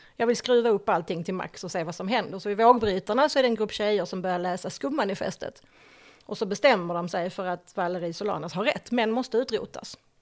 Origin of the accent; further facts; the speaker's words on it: Höllviken, Skåne, Sweden; also born or lived in Malmö; jag är född i Malmö. Bodde där de första par åren av mitt liv och sen så flyttade vi till Höllviken